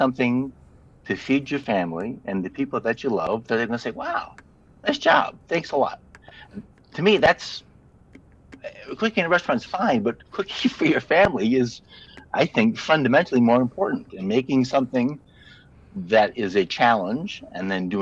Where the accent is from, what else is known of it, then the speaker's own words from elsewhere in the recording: Northern Michigan, United States; also born or lived in Florida; now in Oregon, United States; I grew up in Northern Michigan, so I know what 220 inches of snow looks like